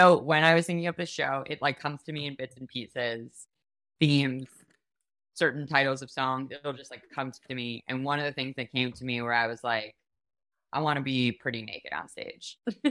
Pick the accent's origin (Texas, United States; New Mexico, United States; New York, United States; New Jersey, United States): New York, United States; Like, growing up in New York, I did not have friends who then went off to serve.